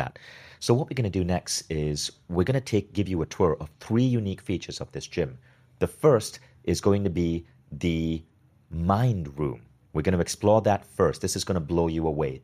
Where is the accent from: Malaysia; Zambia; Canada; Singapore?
Malaysia; I grew up as a kid in Malaysia